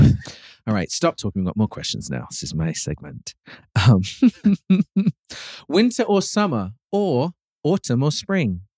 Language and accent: English; United Kingdom; moved away; growing up in the U K